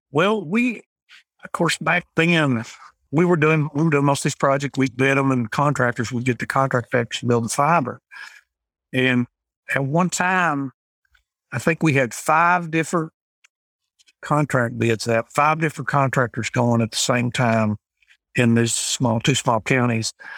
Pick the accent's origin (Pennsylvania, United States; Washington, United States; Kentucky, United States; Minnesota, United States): Kentucky, United States; McKee; I grew up here in McKeague, Kentucky